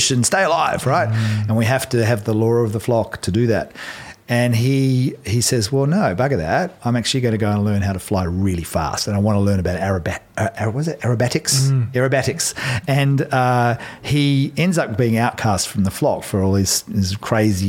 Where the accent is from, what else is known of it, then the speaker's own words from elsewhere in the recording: Australia; now in New Zealand; I'm Aussie